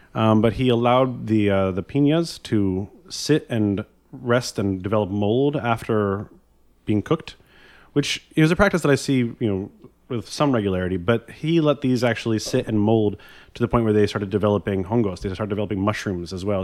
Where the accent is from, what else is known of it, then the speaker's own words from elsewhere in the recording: Vermont, United States; I grew up in Vermont in the, kind of among the organic farming community of Vermont